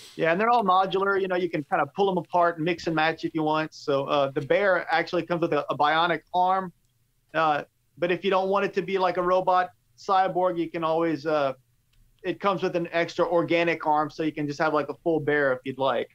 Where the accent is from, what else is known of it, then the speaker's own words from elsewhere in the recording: Cajun, Louisiana, United States; accent: Cajun; my Cajun accent